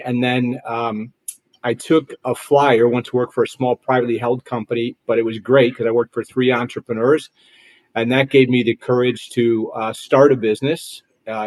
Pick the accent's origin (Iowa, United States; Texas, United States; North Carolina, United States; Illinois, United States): Illinois, United States; Chicago; moved away as an adult; also born or lived in Troy, Michigan; now in Dallas, United States; I'm from Chicago originally